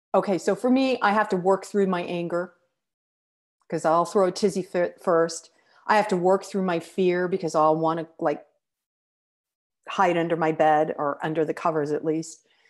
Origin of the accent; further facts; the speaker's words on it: United States; I'm an American